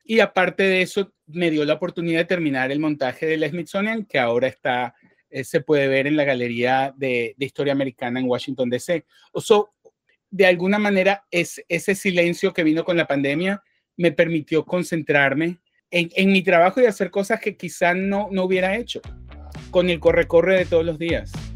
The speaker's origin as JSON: {"language": "Spanish", "country": "Venezuela", "tie": "born or raised there", "moved": "yes", "lives_now": "New York, United States", "said": "crecí en Venezuela"}